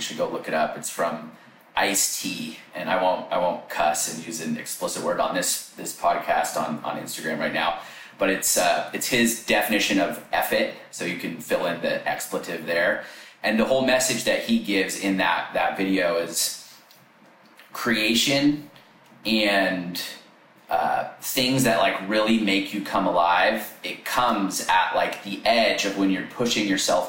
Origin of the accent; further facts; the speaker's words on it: Sacramento, California, United States; I grew up in Northern California, so Sacramento area.